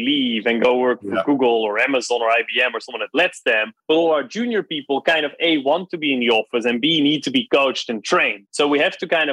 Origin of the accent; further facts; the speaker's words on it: Netherlands; moved away; I grew up in the Netherlands